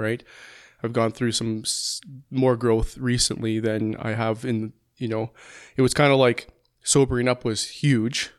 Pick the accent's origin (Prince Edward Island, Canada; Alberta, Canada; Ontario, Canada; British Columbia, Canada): Alberta, Canada; Calgary; also born or lived in Langdon; I was born and raised in Calgary, lived there for the first fifteen years, then moved to Langdon